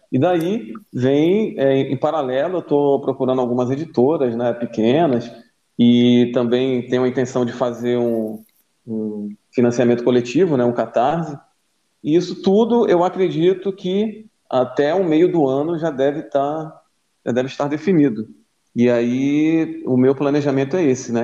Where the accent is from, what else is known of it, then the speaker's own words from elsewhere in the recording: Macaé, Rio de Janeiro, Brazil; moved away as an adult; now in Florianópolis, Brazil; eu sou de Macaé, no Rio de Janeiro